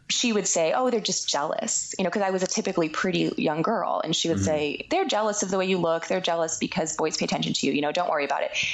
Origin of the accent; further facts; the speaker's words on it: Boston, Massachusetts, United States; moved away; when I was growing up, we were growing up in the Boston area